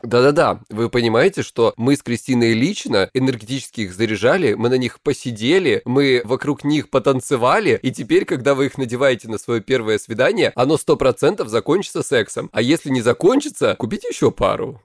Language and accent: Russian; Krasnodar Krai, Russia; я с Кубани